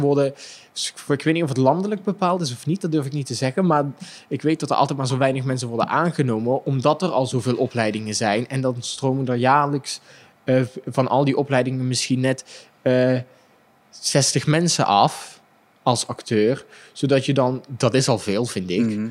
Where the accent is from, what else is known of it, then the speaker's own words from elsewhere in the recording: Limburg, Netherlands; accent: singing Limburg accent; ik als Limburger met mijn zingende accent